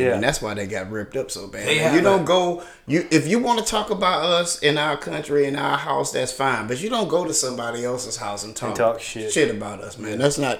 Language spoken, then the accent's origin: English; Alabama, United States; also born or lived in St. Louis; we're from Alabama, dog.